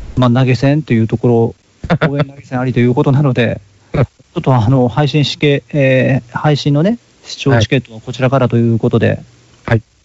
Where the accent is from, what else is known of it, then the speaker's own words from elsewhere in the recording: Hikone, Shiga, Japan; moved away; 私もあの実家が滋賀県の彦根市